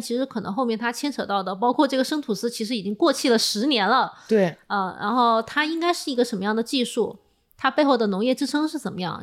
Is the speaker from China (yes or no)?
yes; China; 作为中国人来讲